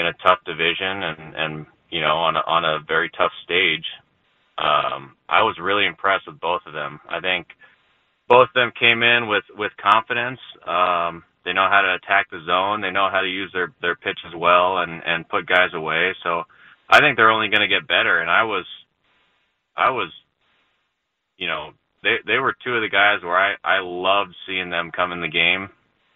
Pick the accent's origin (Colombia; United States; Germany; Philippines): United States; California; moved away as an adult; I grew up in California, so I actually didn't start surfing until I was in pro ball